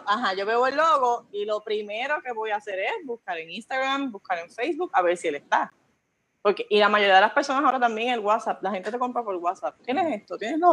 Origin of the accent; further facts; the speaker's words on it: Coamo, Puerto Rico; yo soy del pueblo de Cuamo, eh, ahora, ¿verdad? Eh, viví en las montañas, en mi bello barrio Pulguillas